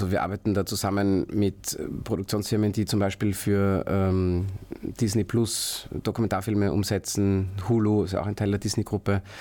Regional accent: Baden, Lower Austria, Austria; aus Baden bei Wien, habe dort meine Firma Jewel Labs Pictures

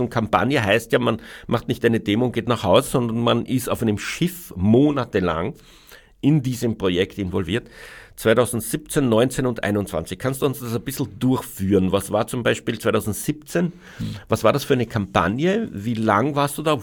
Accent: Austria; bei uns in Österreich

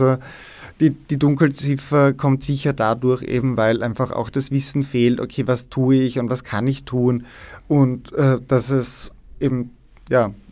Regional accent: Styria, Austria; Also ich bin ja aus der Steiermark, aus Steins und damals in der Schule haben wir das überhaupt nicht durchgemacht.

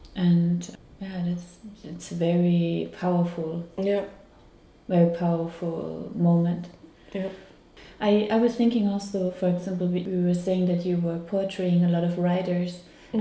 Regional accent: Carinthia, Austria; I'm also from Carinthia, and he was also living in the same street like my grandfather.

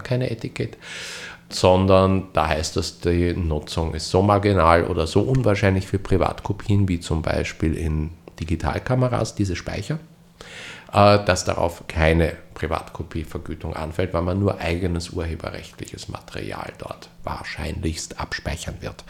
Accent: Austria; bei uns in Österreich

